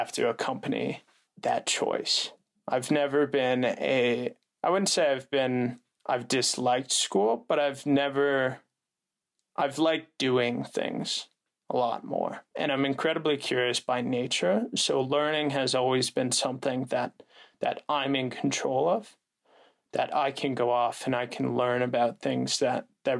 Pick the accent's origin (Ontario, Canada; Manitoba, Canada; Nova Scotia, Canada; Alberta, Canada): Alberta, Canada; Calgary; moved away as an adult; also born or lived in United States; I'm originally from Calgary, Alberta, Canada.